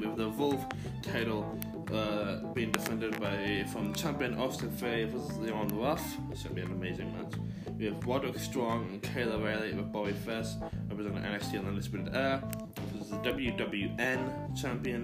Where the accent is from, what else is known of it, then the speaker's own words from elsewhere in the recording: Ireland; I am from Ireland